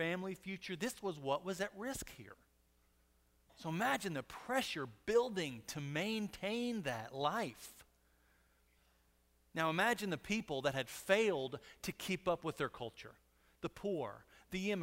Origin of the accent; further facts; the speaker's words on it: Monahans, Texas, United States; I was born in Monahans, but I'm definitely not country.